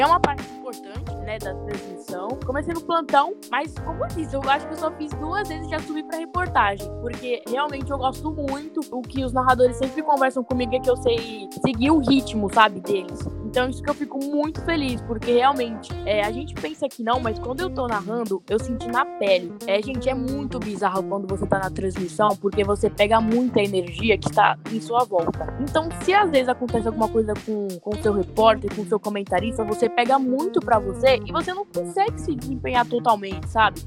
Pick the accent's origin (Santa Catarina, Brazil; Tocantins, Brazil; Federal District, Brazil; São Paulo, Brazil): São Paulo, Brazil; Cubatão; moved away; also born or lived in Socorro; Eu sou da Baixada, eu sou de Cubatão